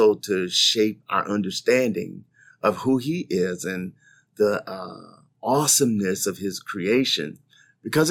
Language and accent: English; Midwest, United States; moved away as an adult; also born or lived in Mid-South; now in Lynchburg, United States; I grew up in the Midwest